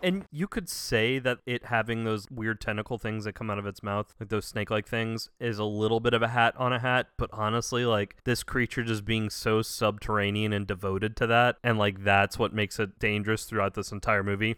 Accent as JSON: {"language": "English", "region": "the South", "country": "United States", "tie": "born or raised there", "said": "Growing up in the South"}